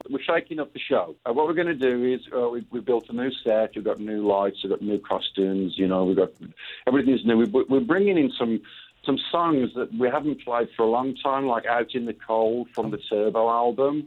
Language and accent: English; England, United Kingdom; moved away as an adult; now in Phoenix, United States; as a kid growing up in England